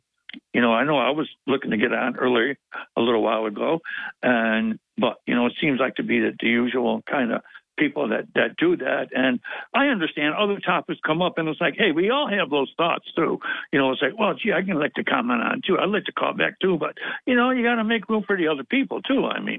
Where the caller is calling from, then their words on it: Binghamton, New York, United States; Hey, Bob. … from Binghamton.